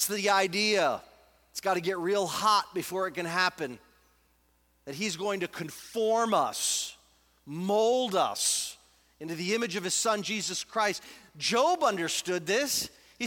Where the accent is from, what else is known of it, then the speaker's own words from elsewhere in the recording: United States; I'm an American.